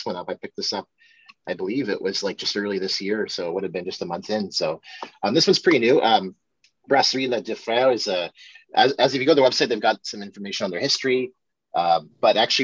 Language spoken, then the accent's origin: English; Ottawa, Ontario, Canada; even though I grew up in Ottawa, my French isn't that great